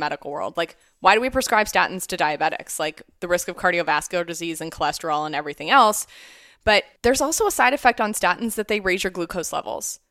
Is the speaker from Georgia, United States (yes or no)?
no; Canfield, Ohio, United States; I grew up in Youngstown, Ohio, near Youngstown, Ohio, Canfield